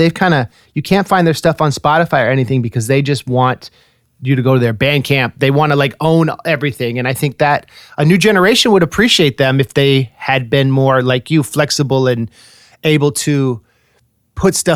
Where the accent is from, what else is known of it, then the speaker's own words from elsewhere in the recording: Bay Area, California, United States; I'm a rapper from the Bay Area